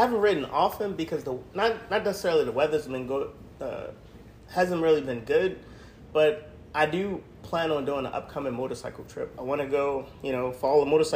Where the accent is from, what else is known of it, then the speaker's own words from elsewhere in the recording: Baltimore, Maryland, United States; moved away; I'm from Baltimore, Maryland